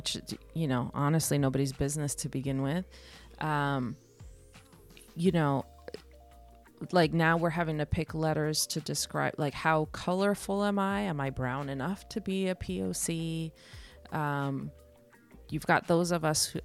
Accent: Los Angeles, California, United States; also born or lived in El Salvador; we're from LA, we're Californians.

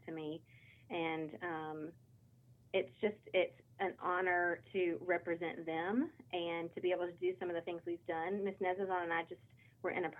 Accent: Gaston County, North Carolina, United States; I'm born and raised in Gaston County

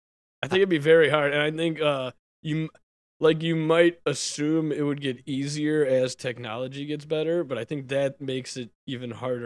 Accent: Chicago, Illinois, United States; I've seen your kind before. I'm from Chicago.

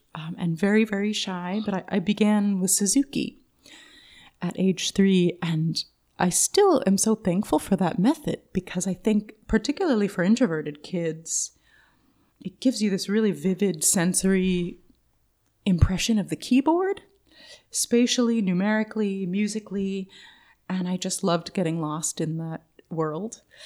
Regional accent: Oakland, California, United States; I grew up near the Big Lake in central Oakland, Lake Merritt

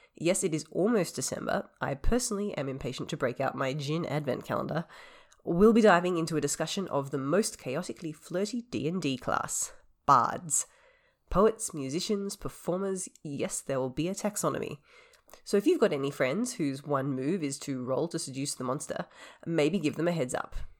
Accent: Australia; being Australian

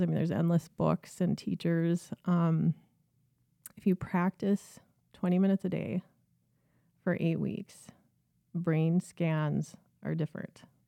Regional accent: Minneapolis, Minnesota, United States; also born or lived in St. Cloud; I grew up in North Minneapolis, um, lived my entire life there until I went away to college

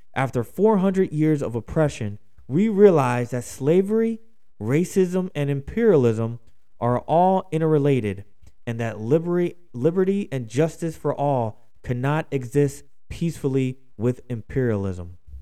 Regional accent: Philadelphia, Pennsylvania, United States; my hometown of Philadelphia, Pennsylvania

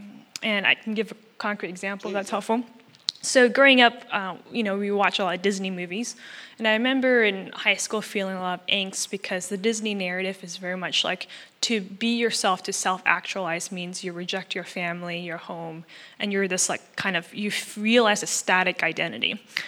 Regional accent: Malaysia; So I'm Chinese Malaysian. That is a heritage I'm proud

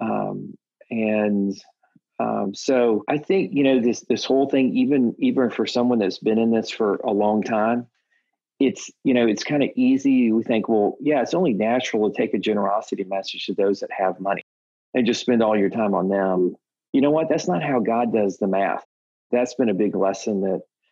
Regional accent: Texas, United States; I'm a Texan

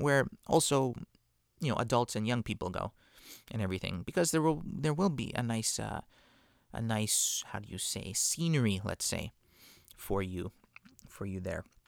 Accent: Vancouver, British Columbia, Canada; growing up in Vancouver, my parents, you know, are out there.

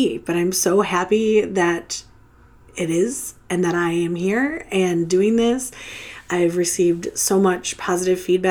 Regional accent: Metro Detroit area, Michigan, United States; I am from the Metro Detroit area, which means I don't live in Detroit proper, but I am just outside of Detroit, Michigan.

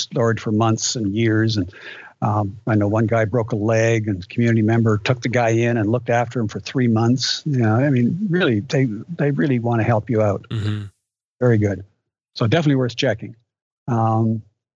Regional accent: Canada; I'm from Canada

